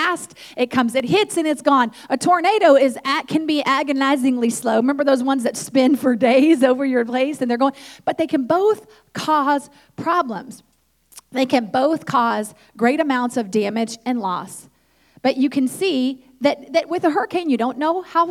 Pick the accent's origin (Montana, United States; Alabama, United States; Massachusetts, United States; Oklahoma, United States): Oklahoma, United States; Tulsa; I grew up in Tulsa, Oklahoma, which is the Midwest.